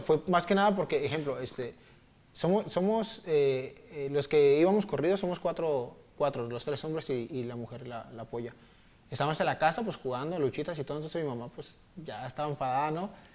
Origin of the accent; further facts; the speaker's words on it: Zapopan, Jalisco, Mexico; soy de Zapopan, de una colonia que le dicen La Chori, Jardines de, Nuevo México